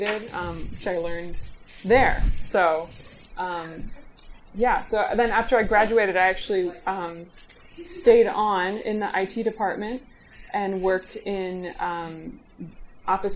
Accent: Lancaster, Pennsylvania, United States; I'm from Lancaster, Pennsylvania. I grew up there

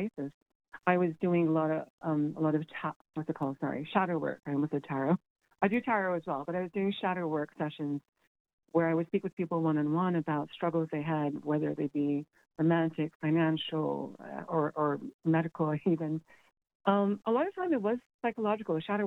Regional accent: Cayman Islands; moved away as an adult; now in Galway, Ireland; including my own. The Cayman Islands is a British colony

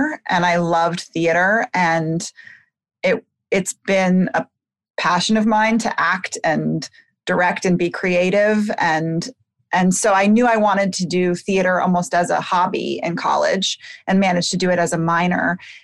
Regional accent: Bethesda, Maryland, United States; I grew up in Bethesda, Maryland, outside of D.C.

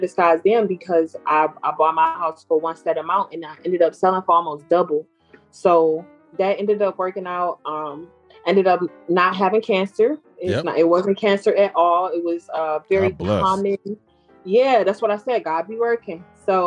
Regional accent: Detroit, Michigan, United States; moved away as an adult; now in Georgia, United States; I'm here in Georgia, and like we talked about, I'm from Detroit

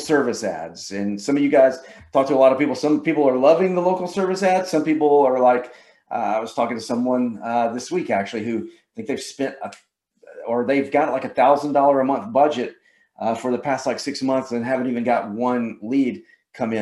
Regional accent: Georgia, United States; Can y'all tell I'm from Georgia?

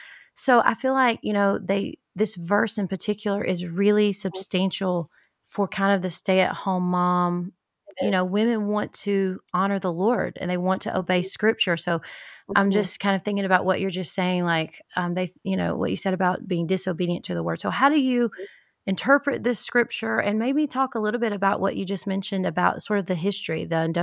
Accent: the South, United States; growing up in the South

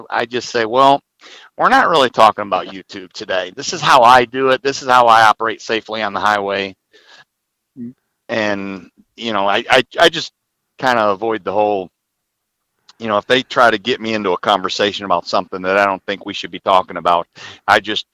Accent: Southern Illinois, United States; My current three classes are all in Southern Illinois in my hometown

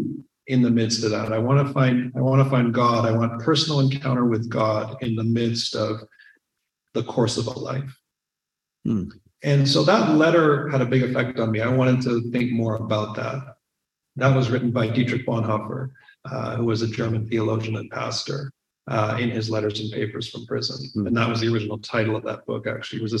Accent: Saskatchewan, Canada; growing up in Saskatchewan

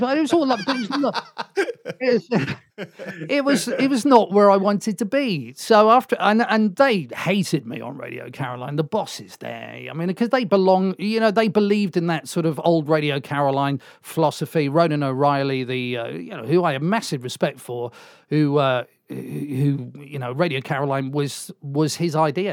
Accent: Swansea, Wales, United Kingdom; moved away as an adult; I come from Swansea, and that's where we are

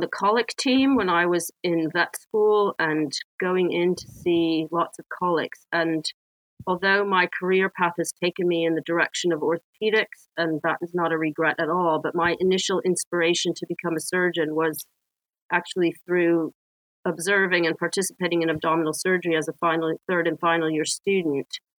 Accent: Washington, District of Columbia, United States; moved away as an adult; also born or lived in Boston / Israel / Canada; now in United Kingdom; growing up in Washington, D.C. in the city

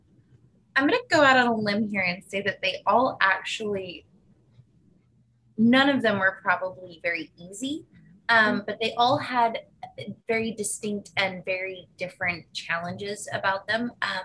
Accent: California, United States; also born or lived in Nevada / Scotland; So I was born in California, and then my family moved to Nevada, and then we moved back to California, and then we moved to Scotland.

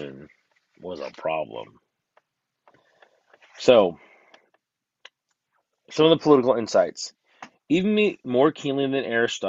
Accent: United States; I'm an American

